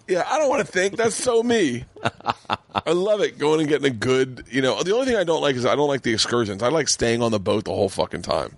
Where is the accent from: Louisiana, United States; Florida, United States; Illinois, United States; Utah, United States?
Florida, United States; moved away; growing up in Florida